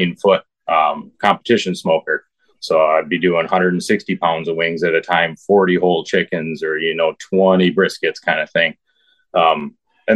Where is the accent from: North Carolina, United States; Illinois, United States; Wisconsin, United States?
Wisconsin, United States; growing up in Wisconsin, you know, it's a brewer's tailgate.